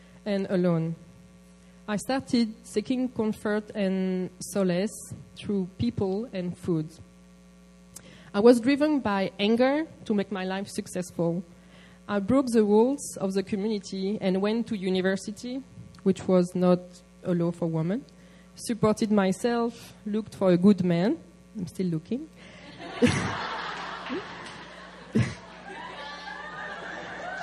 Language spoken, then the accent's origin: English; Paris, Île-de-France, France; now in Seoul, South Korea; the community I grew up in Paris